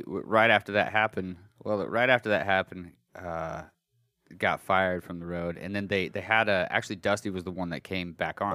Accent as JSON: {"language": "English", "region": "Colorado", "country": "United States", "moved": "yes", "said": "I'm from Colorado. Me and my brothers were from Colorado"}